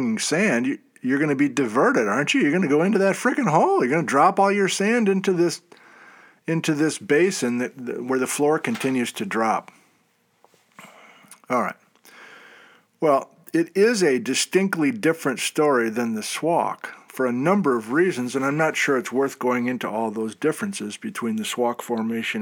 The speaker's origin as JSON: {"language": "English", "region": "Midwest", "country": "United States", "said": "I'm from the Midwest"}